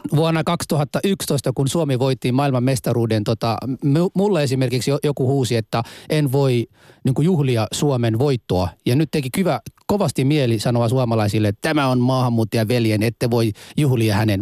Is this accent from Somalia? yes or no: yes; Somalia; now in Finland; minä olen Somaliasta kotoisin